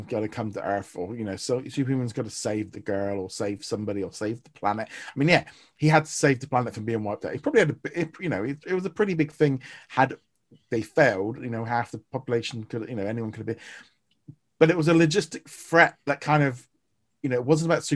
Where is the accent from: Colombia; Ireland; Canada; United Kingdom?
United Kingdom; as a Brit